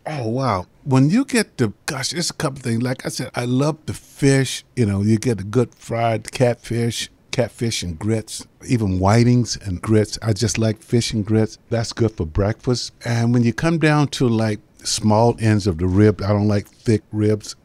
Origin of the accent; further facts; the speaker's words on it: Jacksonville, Florida, United States; growing up in Jacksonville, you know, my mom was a assistant chef down at, uh, Punta Vedra Beach.